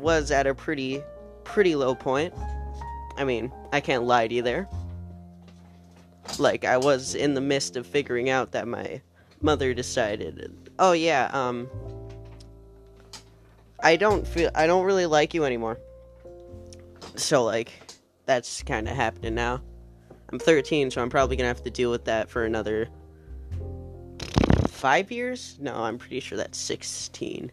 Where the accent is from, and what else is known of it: United States